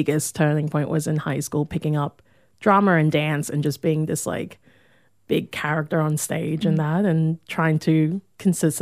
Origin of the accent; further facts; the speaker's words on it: Hervey Bay, Queensland, Australia; moved away as an adult; also born or lived in Thursday Island; now in Brisbane, Australia; I spent majority of my childhood growing up in Harvey Bay